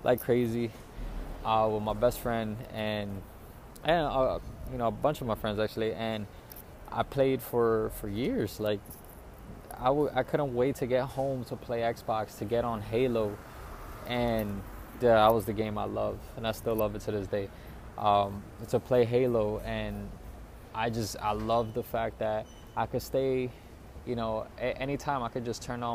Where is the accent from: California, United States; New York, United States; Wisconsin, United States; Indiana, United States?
New York, United States; New York City; I moved back to New York City, back to my hometown